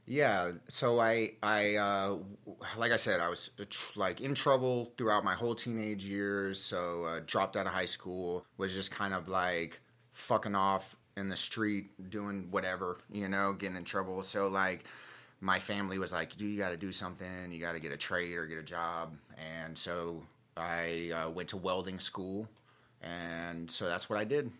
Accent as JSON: {"language": "English", "town": "Gainesville", "region": "Florida", "country": "United States", "said": "I'm from Gainesville, Florida."}